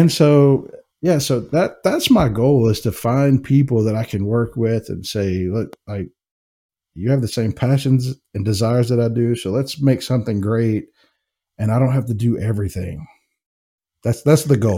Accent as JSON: {"language": "English", "town": "Jackson", "region": "Mississippi", "country": "United States", "tie": "born or raised there", "also_born_or_lived": "Knoxville, Tennessee", "moved": "as an adult", "lives_now": "Kentucky, United States", "said": "I was born and raised in Jackson, Mississippi. Um, so, I'm a Southern boy"}